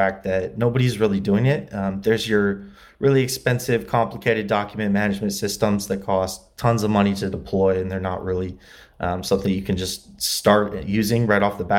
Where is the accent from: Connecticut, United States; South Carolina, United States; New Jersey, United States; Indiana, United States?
Indiana, United States; LaGrange; born or raised there; moved away as an adult; also born or lived in Muncie, Indiana; now in Los Angeles, United States